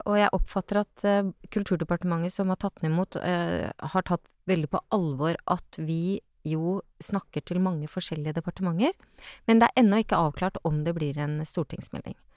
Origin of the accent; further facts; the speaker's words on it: Askim, Østfold, Norway; Jeg kom fra Askim, det var liksom det var ikke, Når jeg dro til Oslo, så var det ikke på operaen.